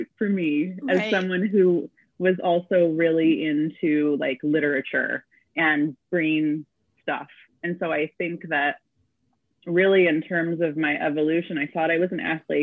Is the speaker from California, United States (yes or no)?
yes; Claremont, California, United States; moved away as an adult; also born or lived in Covina, California; now in Santa Cruz, United States; I grew up in Southern California, LA County, but like the outskirts, not actual LA. So mainly in Claremont and Covina.